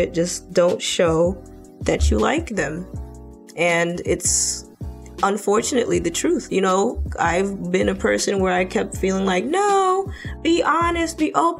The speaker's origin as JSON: {"language": "English", "country": "Jamaica", "said": "I'm Jamaican"}